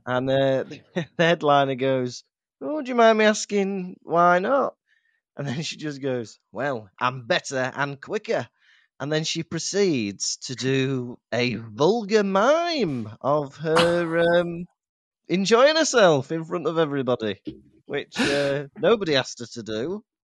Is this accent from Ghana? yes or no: no; Llandudno, Wales, United Kingdom; I grew up in Llandudno